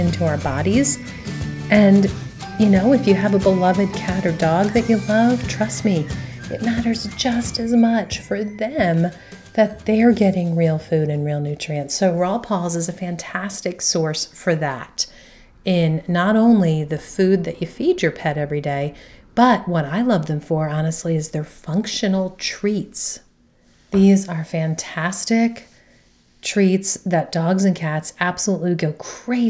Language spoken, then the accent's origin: English; between Philadelphia and Washington DC, Mid-Atlantic area, United States; living in that area, sandwiched between Philly and DC